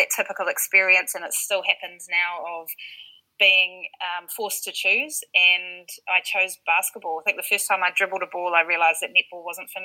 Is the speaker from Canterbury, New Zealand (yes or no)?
no; Whanganui, Manawatū-Whanganui, New Zealand; also born or lived in United States; typical young little girl growing up in Whanganui